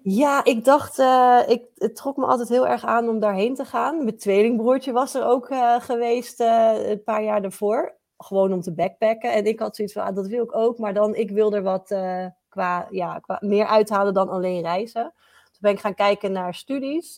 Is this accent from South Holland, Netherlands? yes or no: yes; Gouda, South Holland, Netherlands; in Gouda, waar ik vandaan kom